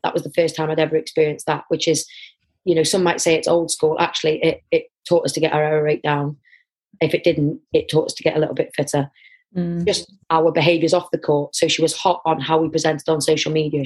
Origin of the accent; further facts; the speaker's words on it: Wrexham, Wales, United Kingdom; I'm from Wrexham area